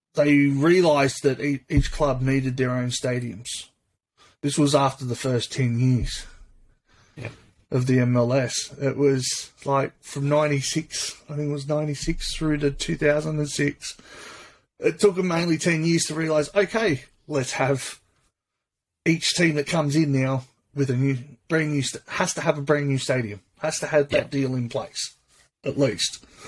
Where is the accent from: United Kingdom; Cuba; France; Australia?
Australia; Sydney, New South Wales; I'm from Sydney